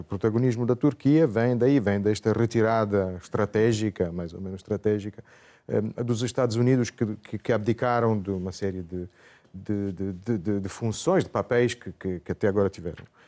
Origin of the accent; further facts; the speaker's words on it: Italy; nós em Itália